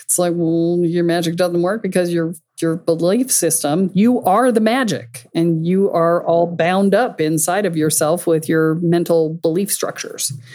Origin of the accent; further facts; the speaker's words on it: Boston, Massachusetts, United States; my hometown